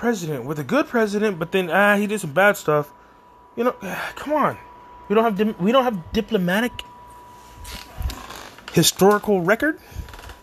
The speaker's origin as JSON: {"language": "English", "country": "United States", "said": "being an American"}